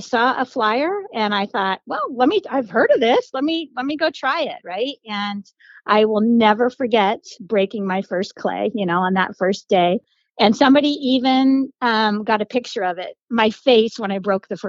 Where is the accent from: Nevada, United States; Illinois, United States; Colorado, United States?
Colorado, United States; also born or lived in Florida; now in Zephyrhills, United States; I grew up in Colorado and I moved to Florida